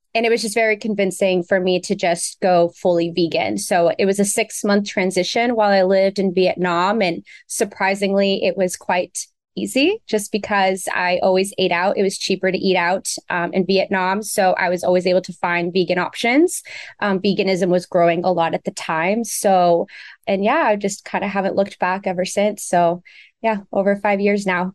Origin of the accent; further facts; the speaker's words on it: Beaverton, Oregon, United States; outside of Portland. I grew up in Beaverton